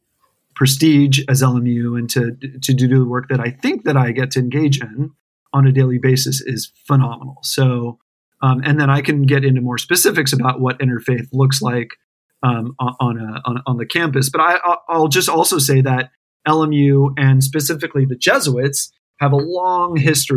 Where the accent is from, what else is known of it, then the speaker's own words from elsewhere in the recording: Los Angeles, California, United States; I'm born and raised in Los Angeles.